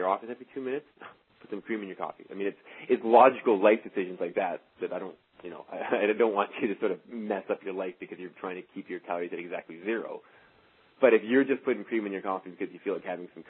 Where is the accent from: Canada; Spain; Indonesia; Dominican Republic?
Canada; being Canadian